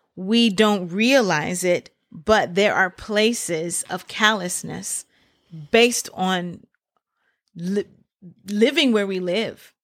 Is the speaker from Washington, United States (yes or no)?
no; Memphis, Tennessee, United States; I grew up in Memphis, Tennessee.